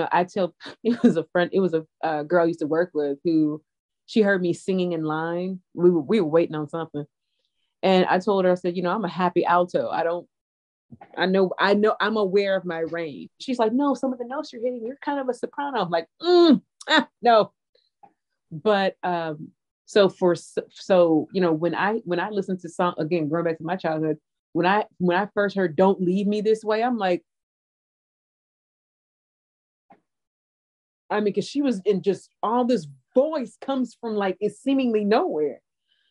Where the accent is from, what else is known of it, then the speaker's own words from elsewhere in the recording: St. Louis, Missouri, United States; growing up in St. Louis